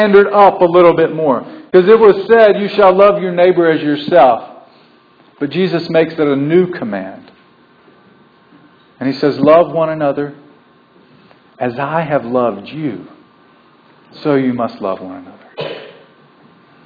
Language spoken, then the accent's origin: English; the South, United States; I'm a southern boy born and bred in the South